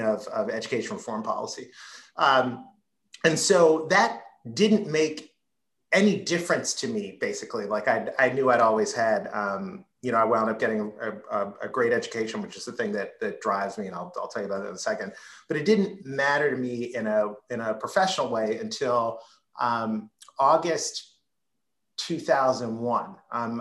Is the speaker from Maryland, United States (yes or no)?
yes; Baltimore, Maryland, United States; the house I grew up in in Southwest Baltimore